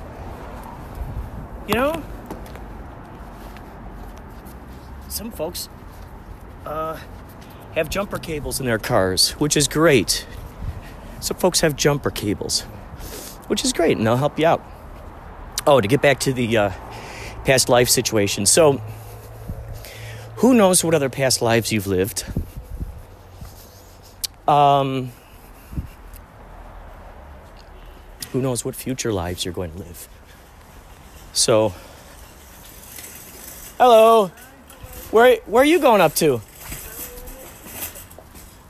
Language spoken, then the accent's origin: English; Chicago, Illinois, United States; where I grew up in Chicago